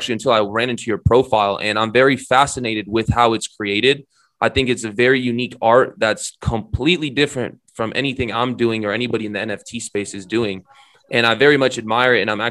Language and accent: English; Romania; I'm Romanian